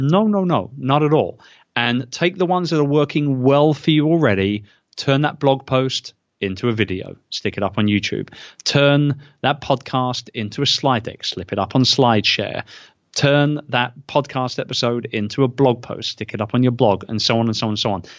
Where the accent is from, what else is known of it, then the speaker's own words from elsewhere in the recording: United Kingdom; as a Brit